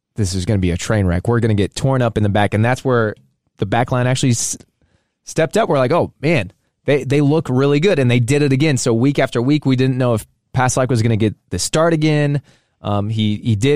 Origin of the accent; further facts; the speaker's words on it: United States; also born or lived in Saint Louis, Missouri; we're American. We live in Saint Louis